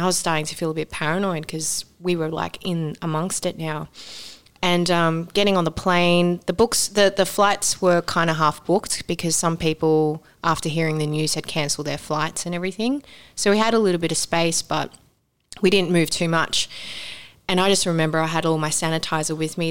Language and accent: English; Sydney, New South Wales, Australia; moved away; growing up in Sydney